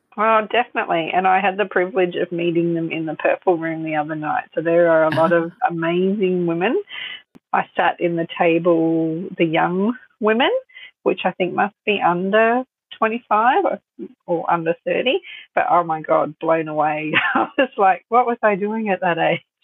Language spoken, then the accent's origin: English; Sunshine Coast, Queensland, Australia; also born or lived in Melbourne; I was born in Melbourne and my parents moved to the Sunshine Coast when I was two